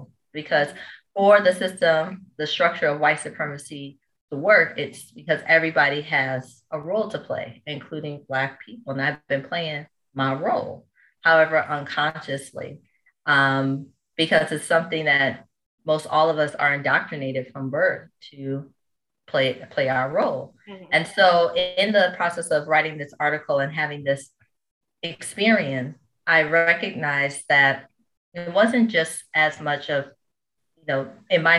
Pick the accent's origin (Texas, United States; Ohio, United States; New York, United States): New York, United States; Rochester; also born or lived in New Orleans, Louisiana; now in Brooklyn, United States; originally, I actually grew up in upstate New York, Rochester, New York